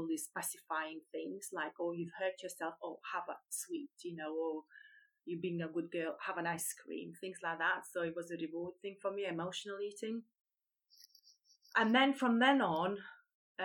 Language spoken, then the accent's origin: English; Lithuania; moved away as an adult; now in United Kingdom; I come from Lithuania originally. I've been living in UK now for over 23 years